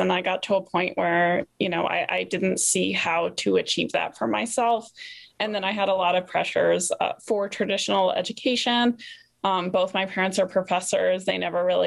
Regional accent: East Coast, United States; I grew up on the East Coast, and it was a very English riding community.

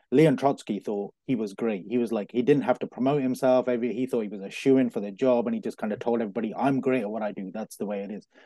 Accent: Coventry, West Midlands, United Kingdom; moved away as an adult; also born or lived in London; I was born in Coventry, born and bred in Coventry.

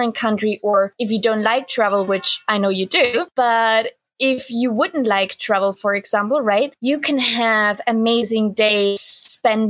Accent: East Germany, Germany; now in Bali, Indonesia; I was born in East Germany, and that means I was born behind the wall.

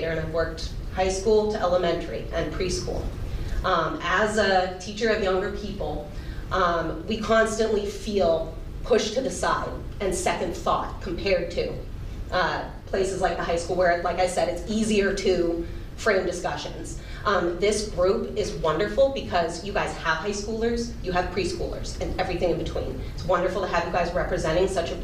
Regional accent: Franklin, Massachusetts, United States; I was raised in the Franklin Public School System.

